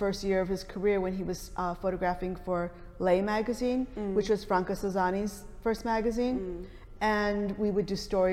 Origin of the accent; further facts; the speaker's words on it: Detroit, Michigan, United States; growing up in Detroit